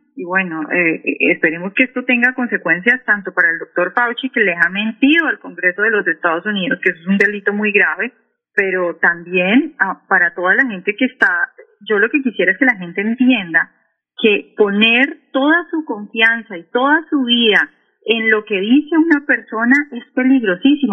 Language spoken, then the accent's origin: Spanish; Cali, Valle del Cauca, Colombia; now in Washington, D.C., United States; Yo soy caleña